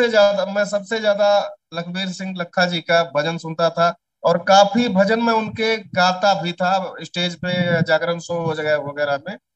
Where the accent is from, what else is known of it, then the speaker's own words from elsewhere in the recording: Uttar Pradesh, India; क्योंकि मैं अवध से हूँ और थोड़ा भोजपुरी और अवधि मिलता जुलता भाषा है